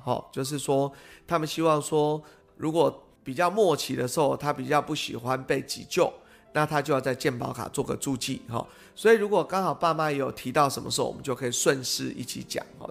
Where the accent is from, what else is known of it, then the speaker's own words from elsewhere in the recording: Pingtung County, Taiwan; now in Taipei, Taiwan; 因为我们是屏东人吼